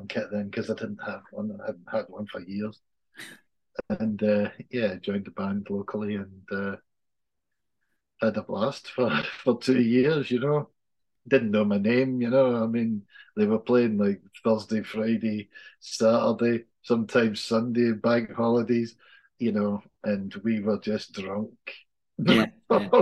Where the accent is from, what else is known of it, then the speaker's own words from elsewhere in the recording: Scotland, United Kingdom; we're both Scottish